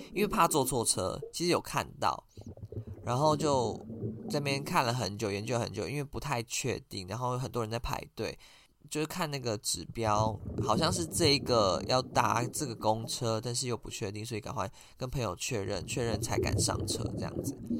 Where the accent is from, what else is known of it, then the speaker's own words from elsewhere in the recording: Taiwan; accent: Taiwanese; 我是台湾人